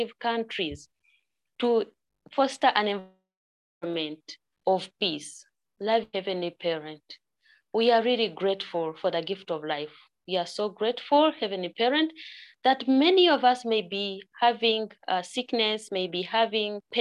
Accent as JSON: {"language": "English", "country": "Uganda", "said": "I'm from Uganda"}